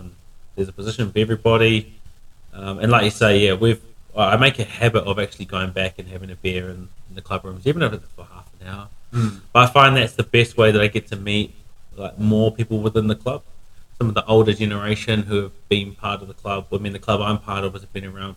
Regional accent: Wellington, New Zealand; moved away as an adult; now in Palmerston North, New Zealand; now here in Wellington, training a new person, so hanging out with the crew. That's in Wellie Hood, back in my hometown

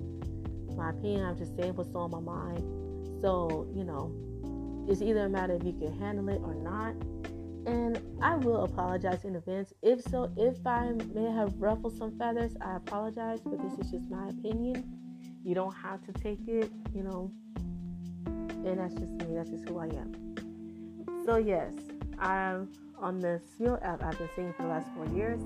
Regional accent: Florida, United States; now in Texas, United States; I'm from Florida, and I tell everybody I'm from Florida, even though I've been living in Texas for a long time

